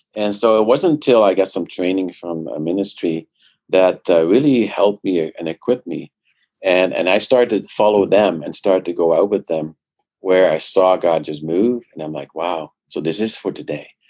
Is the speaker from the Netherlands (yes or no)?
yes; Netherlands; now in Canada; I grew up in the Netherlands uh, came here to Canada uh, 20 years ago.